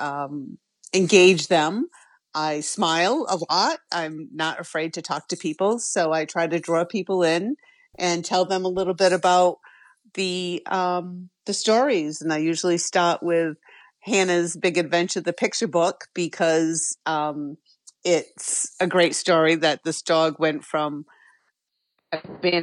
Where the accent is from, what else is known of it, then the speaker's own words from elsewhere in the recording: Westport, Massachusetts, United States; I grew up in Westport, Massachusetts, and my parents had acres of land